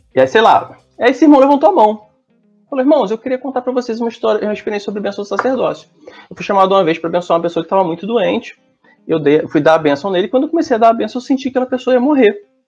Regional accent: Nova Friburgo, Rio de Janeiro, Brazil; now in Niterói, Brazil; eu sou de Nova Friburgo

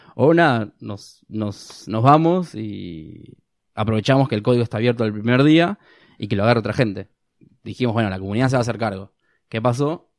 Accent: Argentina; nosotros como ser argentinos

